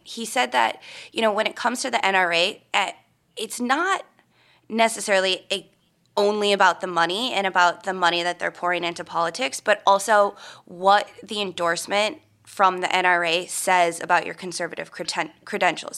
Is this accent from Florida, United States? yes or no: no; Minnesota, United States; I'm from Minnesota, which is obviously, you know, a lot of hunting. So many, uh, relatives and friends that I grew up with grew up hunting and everything